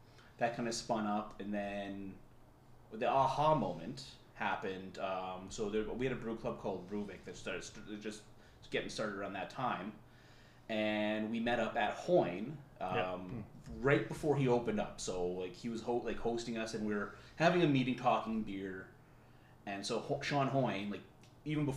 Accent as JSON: {"language": "English", "region": "Manitoba", "country": "Canada", "said": "I'm from Manitoba"}